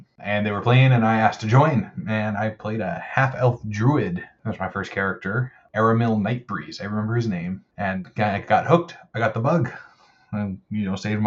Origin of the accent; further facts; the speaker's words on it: Bismarck, North Dakota, United States; also born or lived in Utah; now in North Dakota, United States; I grew up in Bismarck, North Dakota